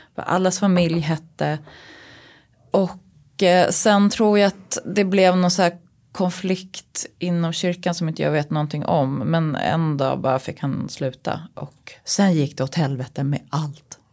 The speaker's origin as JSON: {"language": "Swedish", "town": "Uppsala", "region": "Uppsala County", "country": "Sweden", "tie": "born or raised there", "said": "När jag växte upp och gick i Stenhagenskolan i Uppsala"}